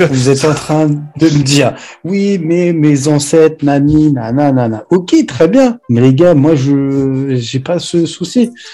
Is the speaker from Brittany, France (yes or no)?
no; Normandy, France; je suis normand, les trois quarts, 90% même de ma famille, on est normand